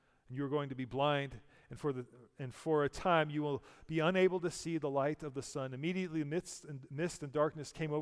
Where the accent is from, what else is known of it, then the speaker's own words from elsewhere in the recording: United States; I'm an American and I go to church on holidays